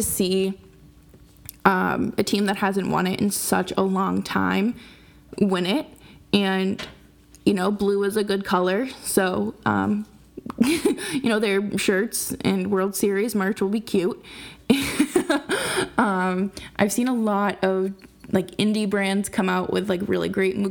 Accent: outside of Boston, Massachusetts, United States; I grew up outside of Boston, so it was the Red Sox.

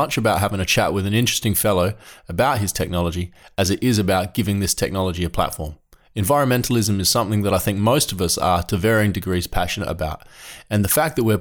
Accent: Adelaide, South Australia, Australia; I'm from Adelaide.

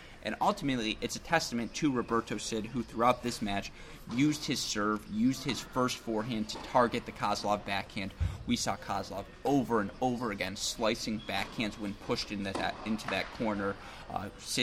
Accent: Midwest, United States; We're from the Midwest.

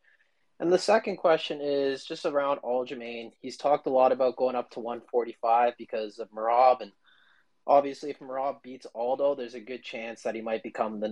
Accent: Toronto, Ontario, Canada; I'm from Toronto

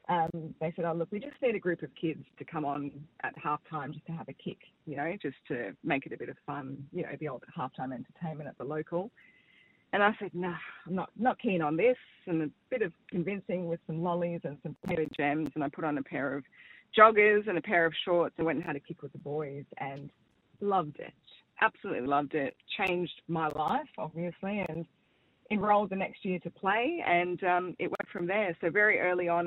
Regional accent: South Africa; now in Australia; I'm of South African background

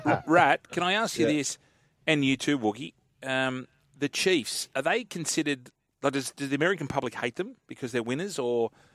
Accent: Australia; as an Aussie

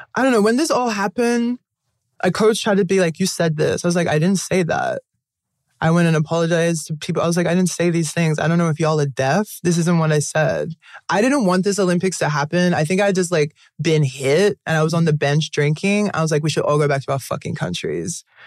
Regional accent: Australia; moved away as an adult; growing up in Australia, very whitewashed

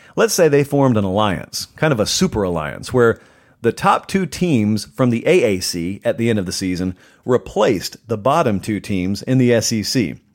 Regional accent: the South, United States

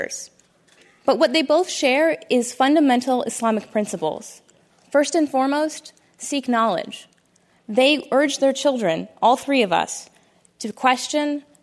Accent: Toledo, Ohio, United States; I am a Muslim American woman born and raised in Toledo, Ohio, by two very loving Indian Muslim parents

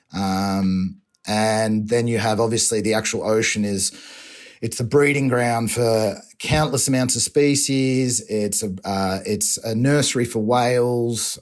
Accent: Torquay, Victoria, Australia; accent: Australian

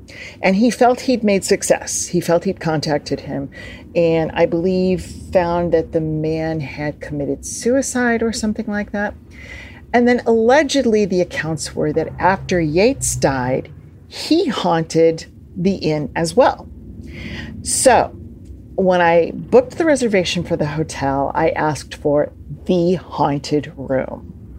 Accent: Springfield, Illinois, United States; I'm from Springfield, Illinois, and I think the states are less accepting of paranormal phenomena, all right?

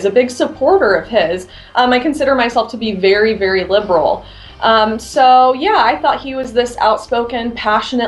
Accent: Illinois, United States; now in Indiana, United States; So I grew up going to school in Illinois, but I live in Indiana now and spent a lot of time here as a kid.

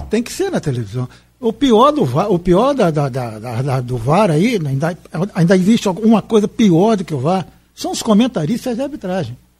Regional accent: Miracema, Rio de Janeiro, Brazil; now in Campos dos Goytacazes, Brazil; Miracema é minha terra

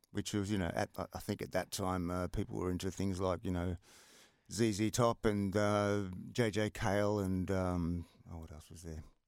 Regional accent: Melbourne, Victoria, Australia; moved away; also born or lived in Sydney; living in a block of flats in Collingwood

